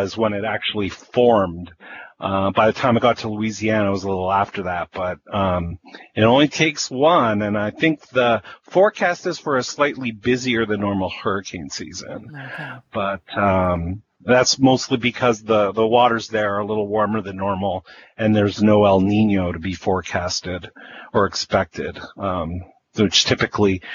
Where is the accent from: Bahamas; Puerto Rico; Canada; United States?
Canada; Winnipeg, Manitoba; growing up in Winnipeg